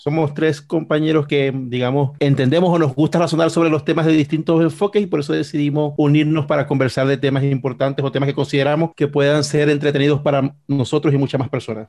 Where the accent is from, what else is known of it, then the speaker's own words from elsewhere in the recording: Venezuela; somos venezolanos